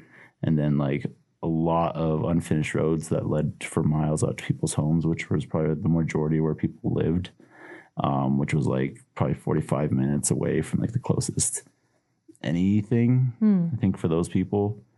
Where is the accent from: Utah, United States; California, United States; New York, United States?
Utah, United States; Northern Ute Reservation; moved away; also born or lived in Navajo Nation / Pinon, Arizona; So I grew up on the Northern Ute Reservation, and I spent a year or so on the Navajo Nation. I'd say it's a lot different from the city, for sure. It's very rural.